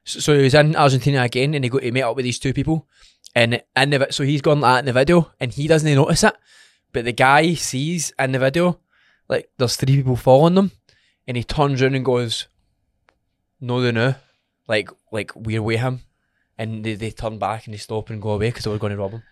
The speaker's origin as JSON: {"language": "English", "region": "Scotland", "country": "United Kingdom", "said": "We're from Scotland."}